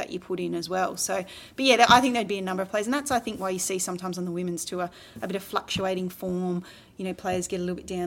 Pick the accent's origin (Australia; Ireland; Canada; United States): Australia; being an Australian